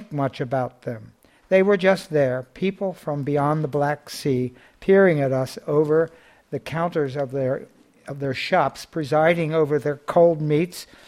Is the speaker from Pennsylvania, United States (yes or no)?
yes; Philadelphia, Pennsylvania, United States; I grew up in a slowly decaying neighborhood in West Philadelphia